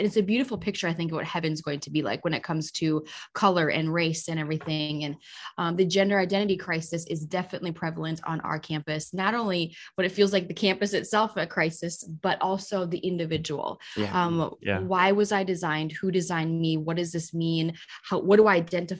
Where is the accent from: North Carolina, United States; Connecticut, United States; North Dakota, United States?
North Dakota, United States; moved away; also born or lived in Minnesota; I'm from North Dakota